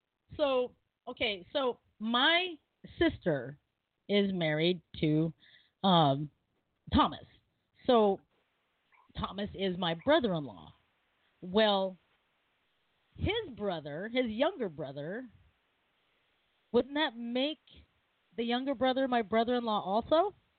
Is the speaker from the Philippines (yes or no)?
yes; Philippines; But, you know, I'm Filipino. Everyone's family, even if they marry into it.